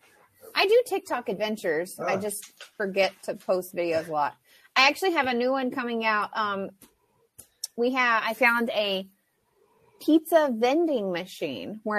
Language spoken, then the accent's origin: English; Kentucky, United States; moved away; I'm from Kentucky